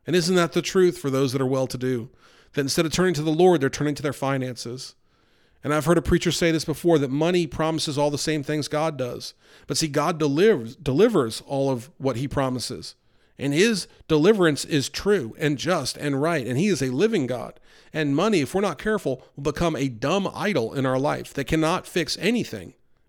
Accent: New York, United States; Growing up outside of New York City, I saw a lot of homelessness and poverty.

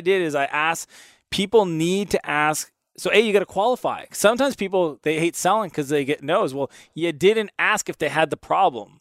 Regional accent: Canada; I'm Canadian

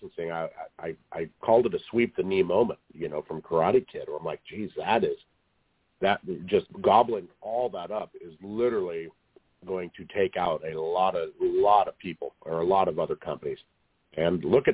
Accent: Portland, Oregon, United States; I was born in Portland, Oregon

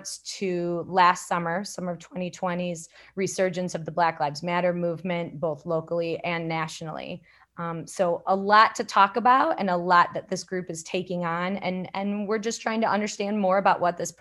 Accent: Elgin, Illinois, United States; my hometown in Elgin

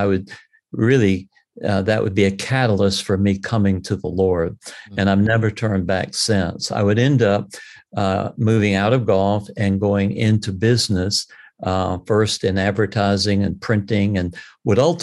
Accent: Columbia, South Carolina, United States; also born or lived in North Myrtle Beach, South Carolina; I was raised in South Carolina

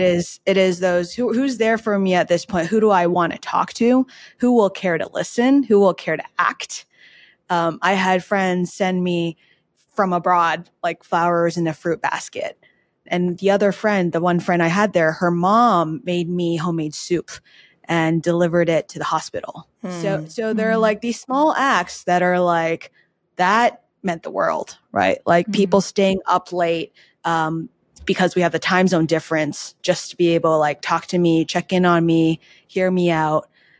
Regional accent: New York, United States; now in Los Angeles, United States; And noted too, in LA, I, as a New Yorker, I didn't know how to drive

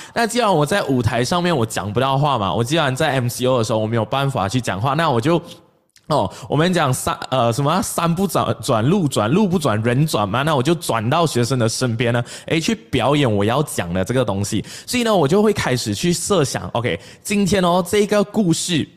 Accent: Malaysia; 我们马来西亚人

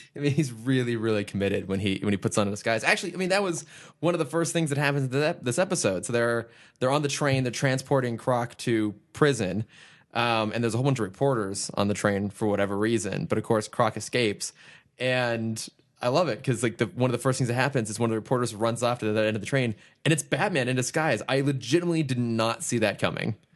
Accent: Northern California, United States; I'm from California

